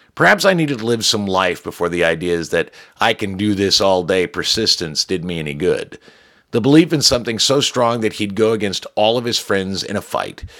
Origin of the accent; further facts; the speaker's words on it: United States; I'm an American mutt